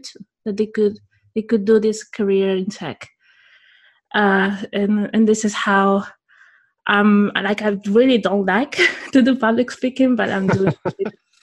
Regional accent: Spain; my hometown in Spain

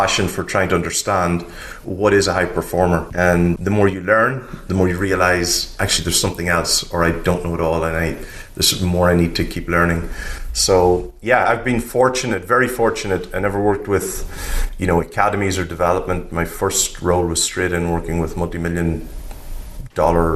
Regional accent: Ireland; I'm Irish. I grew up in Ireland during the 80s

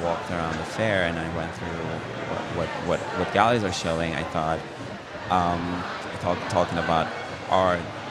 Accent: Turkey; now in New York, United States; me being Turkish

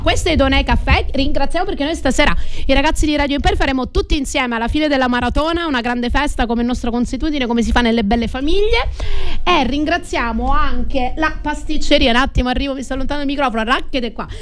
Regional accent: Crotone, Calabria, Italy; now in Sicily, Italy; sono tornata nella mia terra Calabra o come qualche familiare acquisito siciliano mi dice nel continente e sono tornata nella mia città Crotone

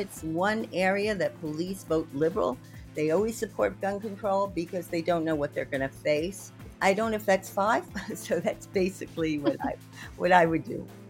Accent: New York, United States; I'm a New Yorker

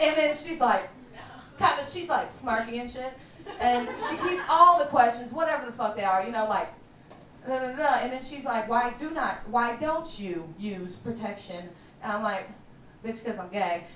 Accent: Kentucky, United States; now in Chicago, United States; I'm from Kentucky

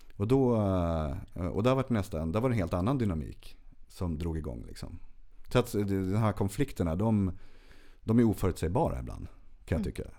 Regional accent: Örsundsbro, Uppsala County, Sweden

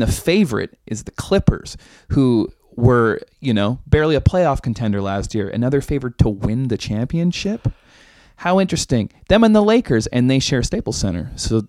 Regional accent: Edmonton, Alberta, Canada; born there; I was born in Edmonton, and I was born around the time Gretzky was on his tear, and so it was a big deal to me when my band got to play that arena.

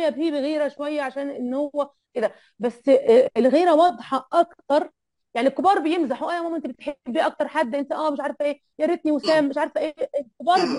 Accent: Egypt; انا على فكره انا انا مصريه وما عندي اهلي هنا اهلي كلهم في مصر

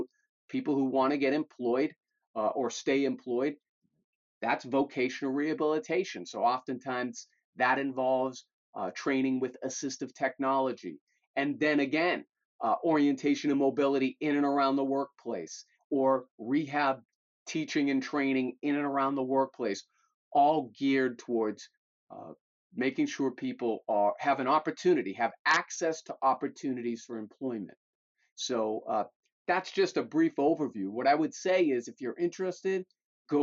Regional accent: Malden, Massachusetts, United States; also born or lived in Melrose, Massachusetts; an elected official in my hometown of Malden

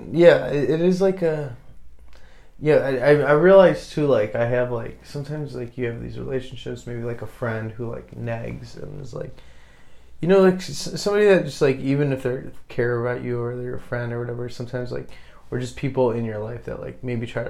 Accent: Chicago, Illinois, United States

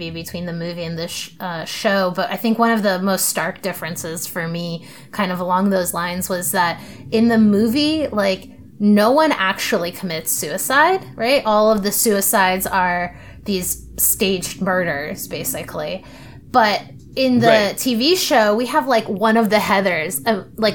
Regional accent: Ohio, United States; I was like 15 or 16 watching this growing up in Ohio

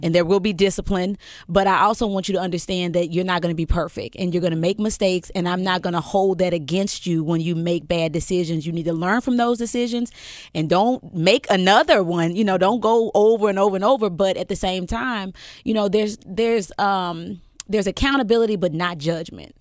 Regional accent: Memphis, Tennessee, United States; also born or lived in Millington, Tennessee; we moved from North Memphis to Fraser, and that is where I grew up

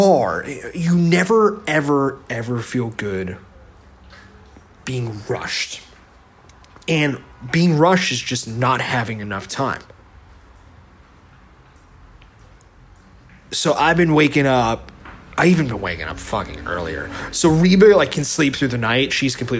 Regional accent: Bergen County, New Jersey, United States; moved away as an adult; now in California, United States; I grew up in Bergen County, New Jersey

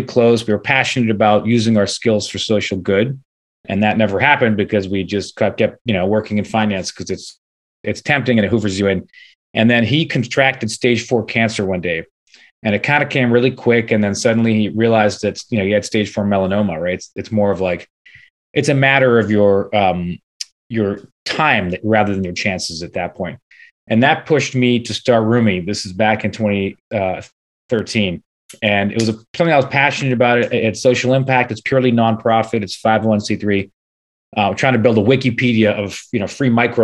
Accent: Toronto, Ontario, Canada; also born or lived in New York / California; I was born and raised in Toronto, Canada.

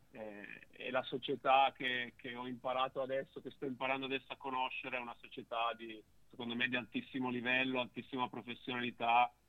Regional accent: Turin, Piedmont, Italy; eh, nell'ottica di un ritorno tra virgolette a casa, visto che io sono piemontese.

